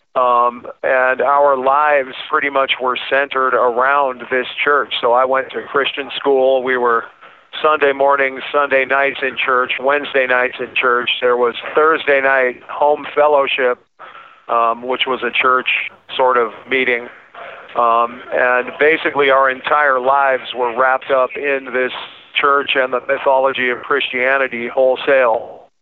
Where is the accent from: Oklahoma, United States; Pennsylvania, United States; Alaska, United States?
Alaska, United States; I was born and raised in Alaska